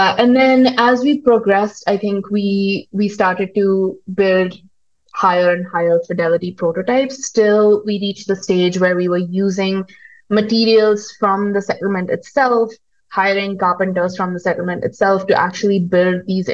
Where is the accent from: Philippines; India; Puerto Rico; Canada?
India; moved away as an adult; also born or lived in United States; now in Kigali, Rwanda; I'm from India, I have lived in the US, I'm now living in Rwanda